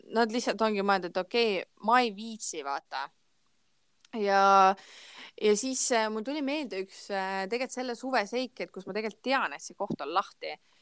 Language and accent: Estonian; Ida-Viru County, Estonia; ma olen onju Ida-Virumaalt